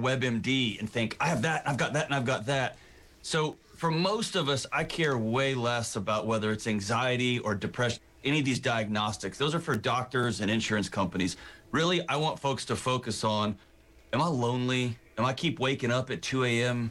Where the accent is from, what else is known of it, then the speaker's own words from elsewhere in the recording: Texas, United States; I'm from Texas